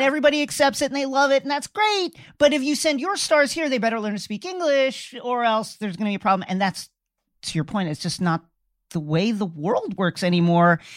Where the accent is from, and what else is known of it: United States